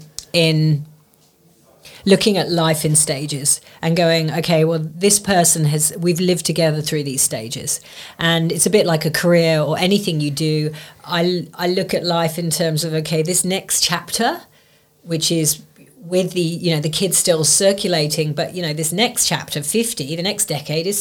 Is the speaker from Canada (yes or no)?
no; England, United Kingdom; we're English